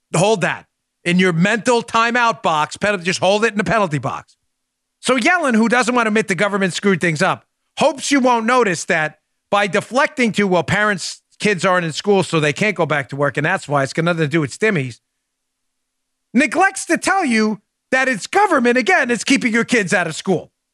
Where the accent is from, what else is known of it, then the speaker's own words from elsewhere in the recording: New York City, New York, United States; when I grew up in New York City